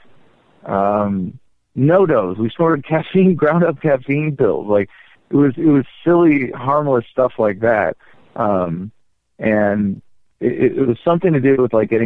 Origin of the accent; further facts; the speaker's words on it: Bay Area, San Francisco suburbs, California, United States; I sort of grew up in the Bay Area, in nice suburbs of San Francisco, in between San Francisco and San Jose, San Mateo, Burlingame, Burlingame Hills, Atherton for a while